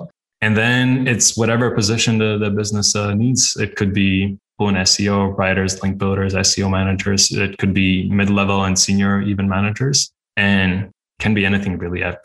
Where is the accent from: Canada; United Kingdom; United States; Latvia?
Latvia; now in Budapest, Hungary; I'm based in Budapest, Hungary, but originally I'm from Latvia